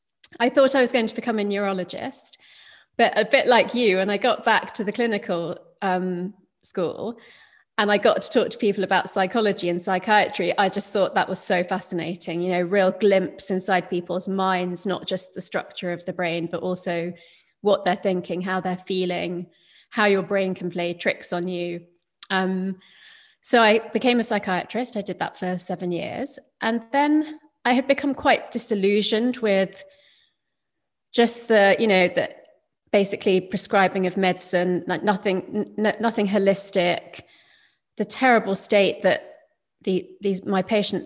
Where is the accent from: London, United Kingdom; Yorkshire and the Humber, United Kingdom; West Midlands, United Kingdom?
London, United Kingdom; So my parents emigrated from India to the UK, and I was born in London during the 70s. And so obviously, you know, I went to school in the UK.